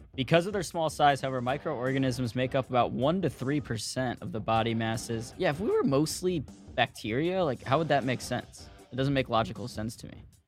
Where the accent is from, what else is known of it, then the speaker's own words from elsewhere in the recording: St. Louis, Missouri, United States; where I'm from in Saint Louis